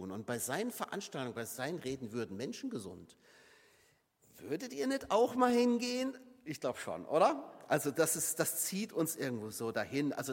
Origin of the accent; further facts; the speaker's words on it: Saarland, Germany; Ich komme ja aus dem Saarland und das Saarland ist eines der kleinsten Länder in Deutschland